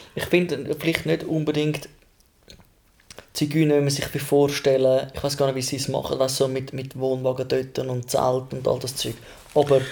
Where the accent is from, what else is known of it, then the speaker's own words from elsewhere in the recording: Switzerland; also born or lived in Zürcher Unterland / Rapperswil; Mein Ursprung ist zwar die Schweiz